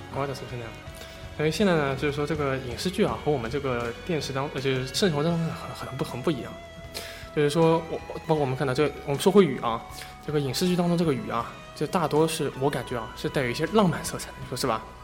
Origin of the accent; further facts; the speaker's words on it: Shanghai, China; accent: Shanghai accent; 我这个上海口音比较重